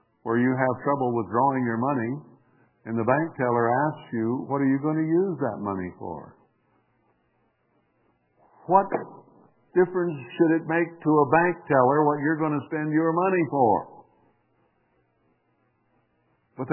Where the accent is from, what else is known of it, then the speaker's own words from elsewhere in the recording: United States; as an American citizen